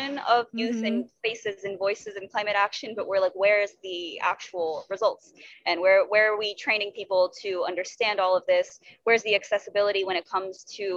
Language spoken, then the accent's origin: English; Texas, United States; born and raised in Texas